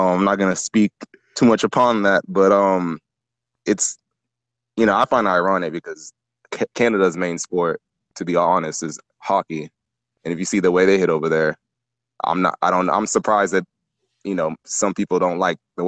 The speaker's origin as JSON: {"language": "English", "region": "Texas", "country": "United States", "tie": "born or raised there", "also_born_or_lived": "Nigeria / New York", "said": "my family got a lottery visa to come to America when I was 3, and New York was the first place we landed at. But ever since then, I've been in Texas my whole life"}